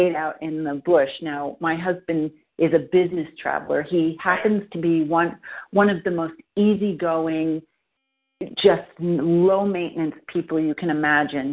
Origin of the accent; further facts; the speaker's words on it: New York, United States; moved away as an adult; now in San Francisco, United States; we're both from the East Coast. I'm from New York